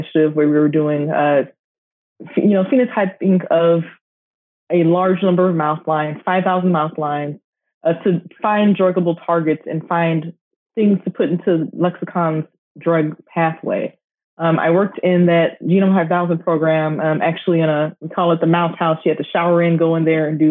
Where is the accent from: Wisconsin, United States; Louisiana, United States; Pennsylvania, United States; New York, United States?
Louisiana, United States; Baton Rouge; moved away as an adult; also born or lived in Texas; now in Houston, United States; I'm actually originally from Baton Rouge, Louisiana